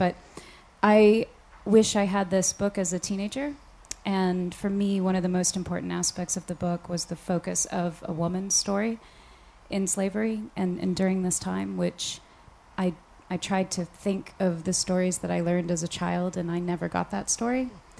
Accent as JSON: {"language": "English", "region": "Tennessee", "country": "United States", "tie": "born or raised there", "said": "I'm from Tennessee"}